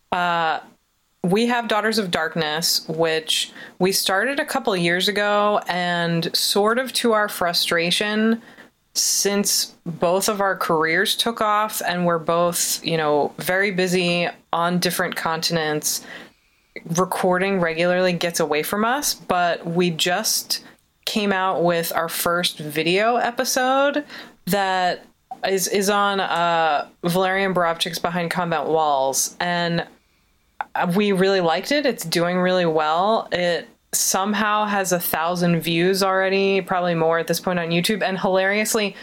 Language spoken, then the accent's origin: English; outside of Philadelphia, Pennsylvania, United States; growing up outside of Philadelphia